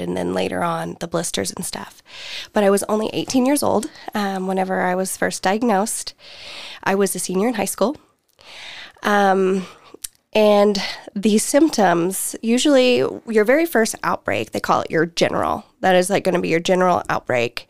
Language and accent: English; the Bible Belt, United States; born and raised in the Bible Belt